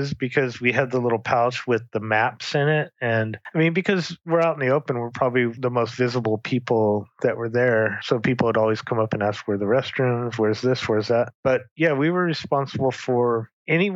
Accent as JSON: {"language": "English", "town": "Long Beach", "region": "California", "country": "United States", "tie": "born or raised there", "moved": "yes", "lives_now": "St. George, United States", "said": "I grew up in Southern California and Long Beach"}